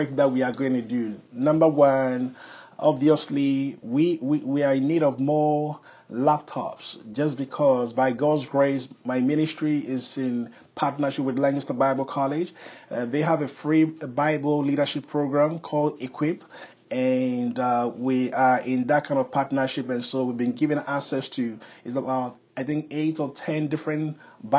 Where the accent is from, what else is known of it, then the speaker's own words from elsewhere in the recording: Ghana; moved away; I was born and raised in Ghana